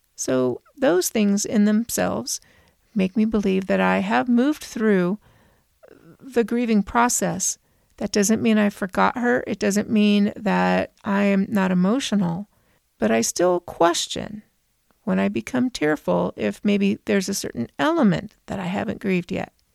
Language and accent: English; Southern California, United States; I'm from Southern California